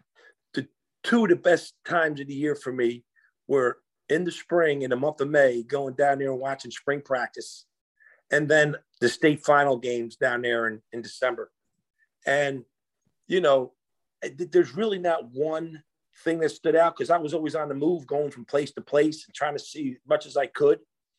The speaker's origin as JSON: {"language": "English", "region": "Northeast", "country": "United States", "said": "where I'm from in the Northeast"}